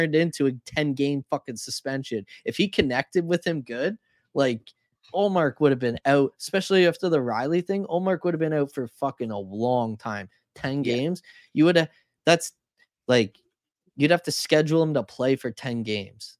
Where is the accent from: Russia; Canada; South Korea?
Canada; as a Canadian